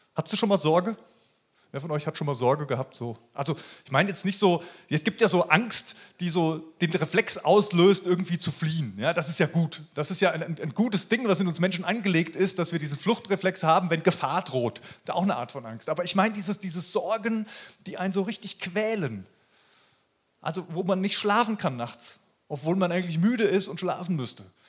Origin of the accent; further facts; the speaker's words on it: Germany; bei uns in Deutschland